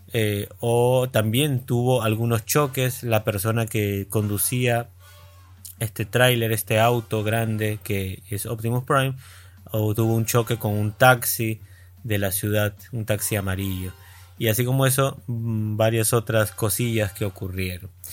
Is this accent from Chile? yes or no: no; Peru; tantos de los que eh, conducimos en la radio somos peruanos, esto es una radio de Perú